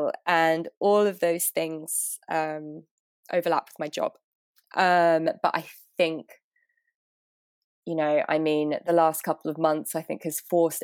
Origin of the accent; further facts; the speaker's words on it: London, United Kingdom; moved away as an adult; now in New York, United States; I'm from London. I've lived in New York for 6-7 years now, and I'm based in Brooklyn